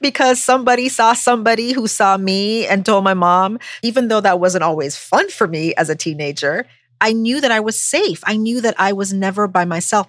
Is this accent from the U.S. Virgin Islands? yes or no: yes; U.S. Virgin Islands; moved away as an adult; also born or lived in Buffalo, New York; now in United States; growing up on St. Croix in the Virgin Islands